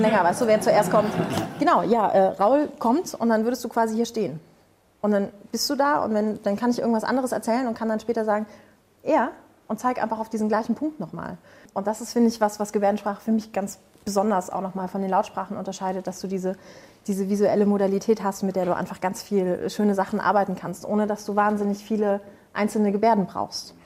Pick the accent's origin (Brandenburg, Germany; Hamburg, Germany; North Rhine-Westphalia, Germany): Brandenburg, Germany; Spreewald; im Spreewald, wo ich herkomme